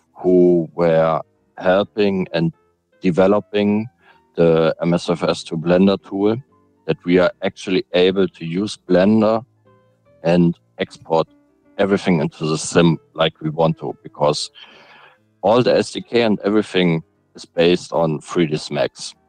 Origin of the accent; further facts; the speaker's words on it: Hamburg, Germany; I'm from Germany, Hamburg